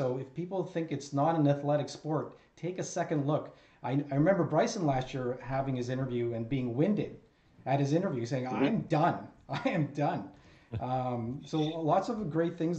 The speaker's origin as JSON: {"language": "English", "country": "Canada", "said": "Us being Canadian"}